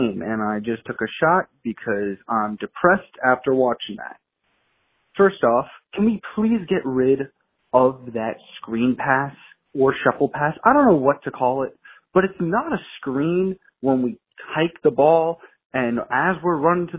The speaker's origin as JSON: {"language": "English", "region": "New York", "country": "United States", "said": "I ain't a Wisconsinite. I'm actually a New Yorker"}